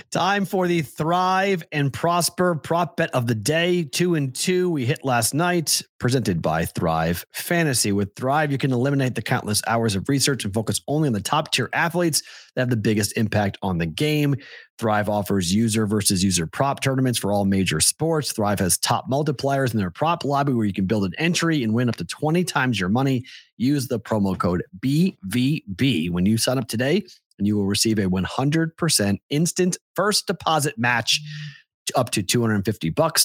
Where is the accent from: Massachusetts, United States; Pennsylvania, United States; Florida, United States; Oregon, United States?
Massachusetts, United States; born or raised there